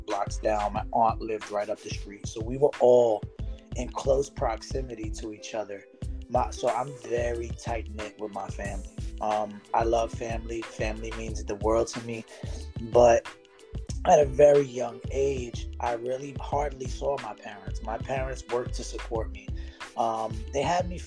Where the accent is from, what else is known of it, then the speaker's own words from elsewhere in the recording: New York City, New York, United States; I was born and raised in East New York, Brooklyn.